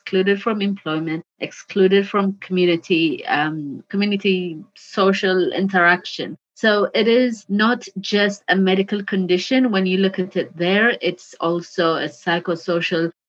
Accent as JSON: {"language": "English", "country": "Ethiopia", "moved": "yes", "lives_now": "United Kingdom", "said": "my home country"}